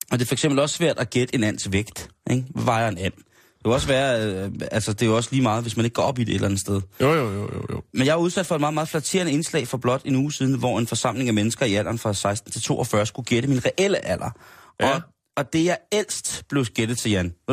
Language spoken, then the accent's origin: Danish; South Korea; now in Denmark; Jeg er jo oprindelig fra Asien, og jeps, hvis man nu havde luret det, så tillykke. Men har man en sjældent gang haft svært ved at finde sammenhæng imellem mit spændende eksotiske ydre og min haltende danske accent, jamen så er det jo altså korrekt. Jeg stammer fra Sydkorea.